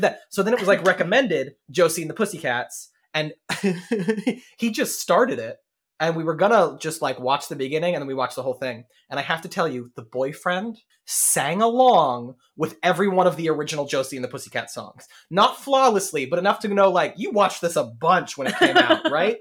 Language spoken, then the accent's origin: English; Denton, Texas, United States; moved away; growing up, Denton had two high schools, and then three by the time we left